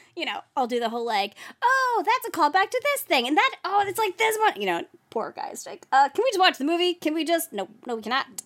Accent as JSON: {"language": "English", "region": "New Jersey", "country": "United States", "said": "I was from New Jersey"}